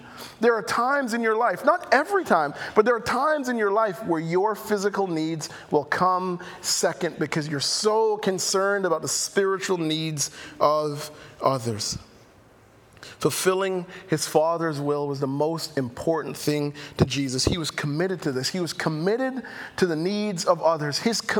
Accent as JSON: {"language": "English", "country": "Jamaica", "accent": "Jamaican", "said": "my Jamaican accent"}